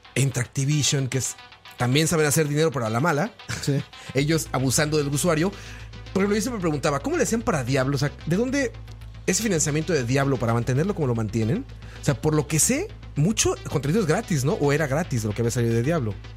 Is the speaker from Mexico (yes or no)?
yes; Mexico; now in Costa Rica; Yo soy mexicano